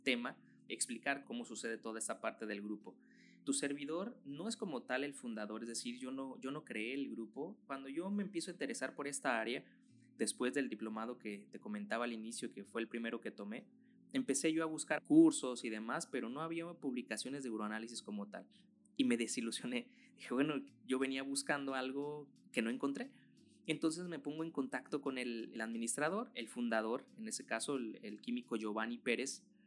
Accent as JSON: {"language": "Spanish", "region": "Michoacán", "country": "Mexico", "said": "aquí en mi país"}